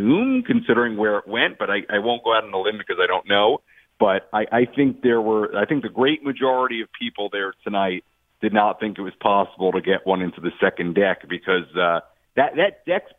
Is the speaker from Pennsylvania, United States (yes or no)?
no; New York, United States; now in San Diego, United States; I grew up in New York and went to lots of Mets playoff games as a fan